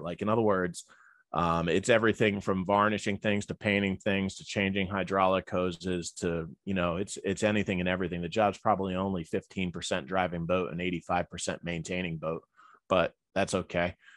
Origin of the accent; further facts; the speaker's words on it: Elizabeth, New Jersey, United States; also born or lived in New Hampshire; I was born in Elizabeth, New Jersey, back in the seventies